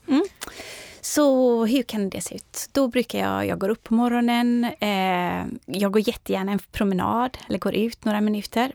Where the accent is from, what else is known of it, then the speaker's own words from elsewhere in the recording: Orust, Västra Götaland, Sweden; moved away as an adult; now in Stockholm, Sweden; jag växte upp på Orust